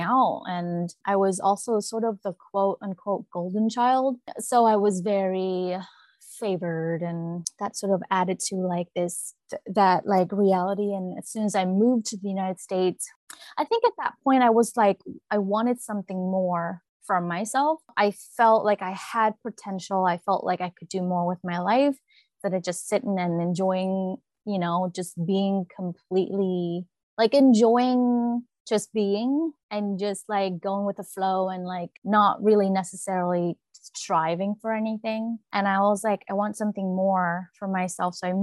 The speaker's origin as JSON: {"language": "English", "country": "Vietnam", "tie": "born or raised there", "moved": "yes", "said": "When I was growing up in Vietnam, I carry a lot more feminine energy"}